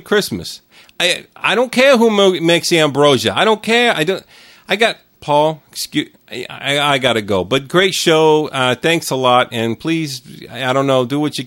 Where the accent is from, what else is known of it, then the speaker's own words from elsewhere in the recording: New York, United States; now in California, United States; I live in California. I don't know if you can tell, but I was born in New York.